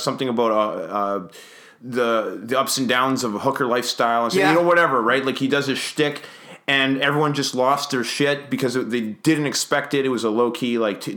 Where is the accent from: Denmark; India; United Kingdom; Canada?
Canada; Winnipeg, Manitoba; also born or lived in Windsor, Ontario; I was born in Winnipeg. I lived here most of my life, and I lived in Windsor, Ontario